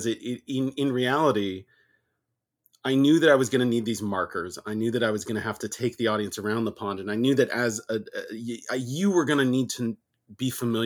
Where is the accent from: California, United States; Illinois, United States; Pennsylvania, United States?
California, United States; I'm from California too